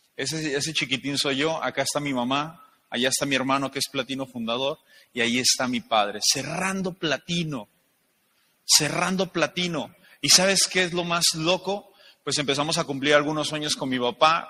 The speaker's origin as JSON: {"language": "Spanish", "town": "León", "region": "Guanajuato", "country": "Mexico", "also_born_or_lived": "Guadalajara", "said": "yo soy de León, Guanajuato"}